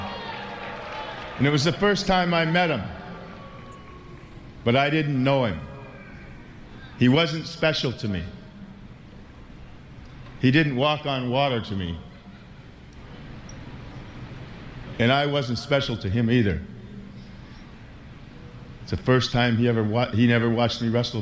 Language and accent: English; Princeton, Minnesota, United States; I came from Princeton, Minnesota. It's a little town in north of Minneapolis. We had an outhouse.